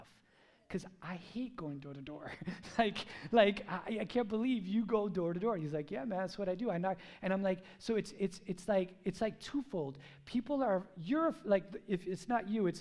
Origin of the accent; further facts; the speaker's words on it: United States; I was born here. I'm a gringo, riqueño